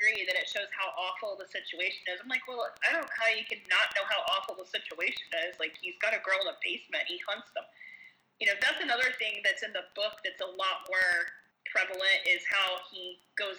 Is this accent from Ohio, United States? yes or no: yes; Marietta, Ohio, United States; my hometown. Marietta, Ohio